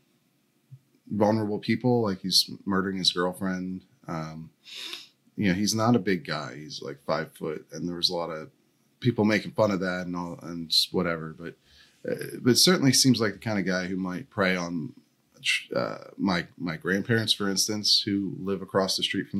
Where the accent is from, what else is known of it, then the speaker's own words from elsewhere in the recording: Downingtown, Pennsylvania, United States; That's where I'm from, Chester County. I grew up in Downingtown.